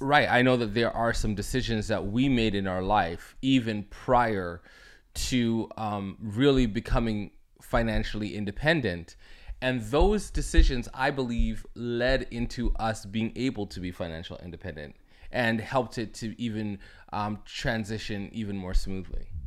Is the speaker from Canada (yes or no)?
yes; Toronto, Ontario, Canada; I'm from Toronto, Canada